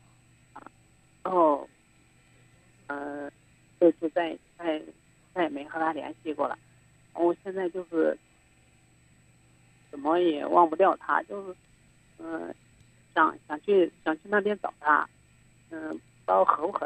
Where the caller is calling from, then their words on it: Xinyang, Henan, China; 我是来自信信阳信阳的。